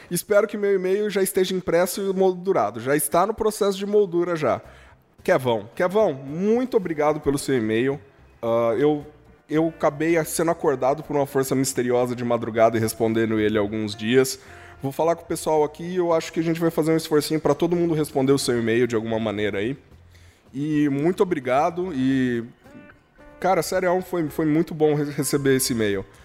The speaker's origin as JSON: {"language": "Portuguese", "town": "Barretos", "region": "São Paulo", "country": "Brazil", "tie": "born or raised there", "said": "Eu, que além de ter sido nascido e criado em Barretos, vivi também boa parte da minha infância em chácaras que permeiam a cidade."}